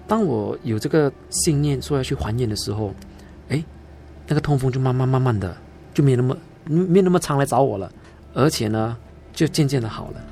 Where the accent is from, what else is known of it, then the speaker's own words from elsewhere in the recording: Singapore; also born or lived in Sabah, Malaysia; 在我一岁啊，我就从沙巴，啊，移民到新加坡